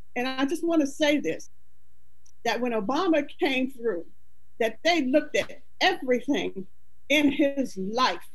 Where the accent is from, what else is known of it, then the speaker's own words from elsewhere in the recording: Pennsylvania, United States; I'm from Pennsylvania